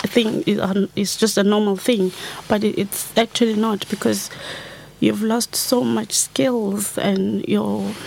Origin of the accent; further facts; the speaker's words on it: South Africa; moved away as an adult; now in Ireland; being a South African and having grown up under the apartheid system